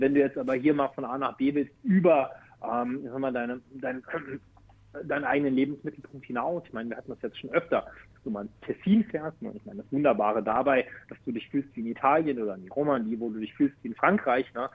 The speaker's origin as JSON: {"language": "German", "country": "Germany", "moved": "yes", "lives_now": "Switzerland", "said": "als Deutsche auch in der Schweiz"}